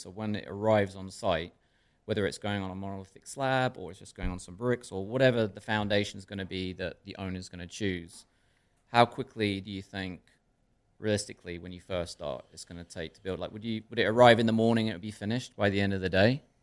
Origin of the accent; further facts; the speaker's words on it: Stamford, Connecticut, United States; I was raised in Darien and Stamford